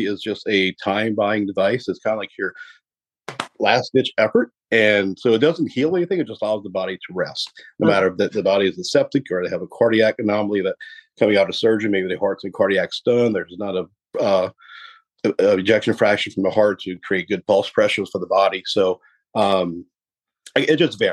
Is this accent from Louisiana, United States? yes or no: yes; Cut Off, Louisiana, United States; am from Cutoff, Louisiana, originally, way down there.